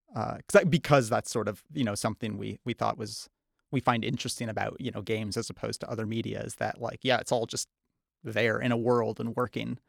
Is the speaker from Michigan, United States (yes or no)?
yes; Charlevoix, Michigan, United States; moved away as an adult; also born or lived in Holland, Michigan; now in Los Angeles, United States; I grew up in Charlevoix, uh, and along with my sister, Kelsey